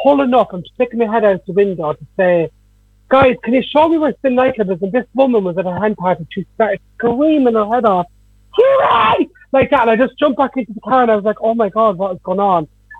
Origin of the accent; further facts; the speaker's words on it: Dublin, Leinster, Ireland; I was mostly in my hometown, so the whole of Ballymun